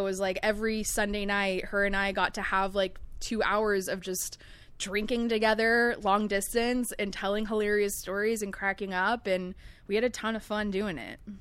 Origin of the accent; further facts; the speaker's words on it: Long Beach, California, United States; also born or lived in El Segundo; growing up in Long Beach